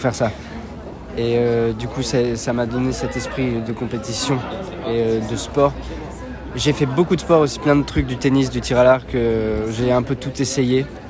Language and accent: French; Switzerland; moved away as an adult; now in Paris, France; J'ai bon, grandi avec mes parents et un grand frère et une grande sœur en Suisse